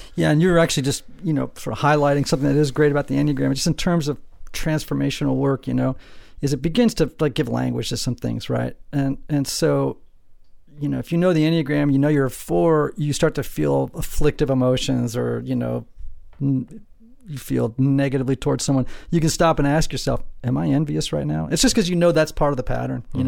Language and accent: English; Greenwich, Connecticut, United States; I grew up in Greenwich, Connecticut, this super wealthy town